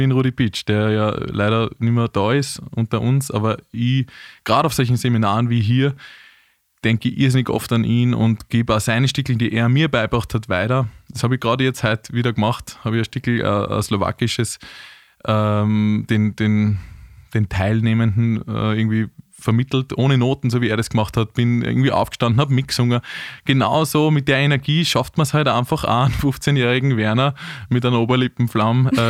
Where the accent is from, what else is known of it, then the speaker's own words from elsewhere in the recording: Vienna, Austria; aber ich bin ja Wiener. Das ist ja auch eine Seltenheit.